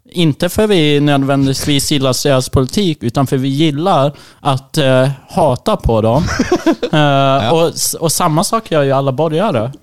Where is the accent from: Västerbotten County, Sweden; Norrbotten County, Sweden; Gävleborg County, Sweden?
Västerbotten County, Sweden; Umeå; växte jag upp i Umeå